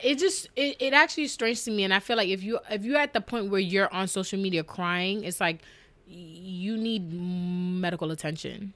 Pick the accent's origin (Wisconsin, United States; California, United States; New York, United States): New York, United States; growing up in New York, just hearing hip hop